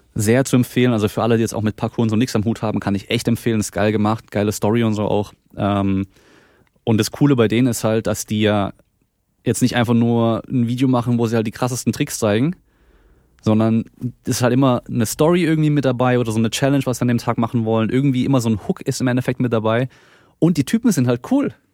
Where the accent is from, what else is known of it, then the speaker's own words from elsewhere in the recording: Baden-Württemberg, Germany; ich komme hier aus Baden-Württemberg, das heißt, so Dialekt ist noch ein bisschen anders